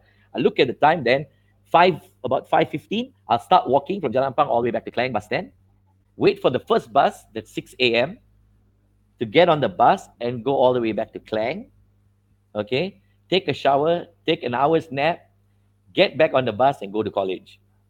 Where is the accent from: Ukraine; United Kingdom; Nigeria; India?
India; So I come from, you see, I'm an Indian boy.